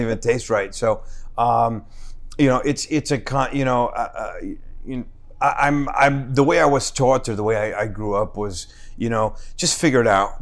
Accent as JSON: {"language": "English", "town": "Newark", "region": "New Jersey", "country": "United States", "tie": "born or raised there", "said": "I was born and raised in Newark."}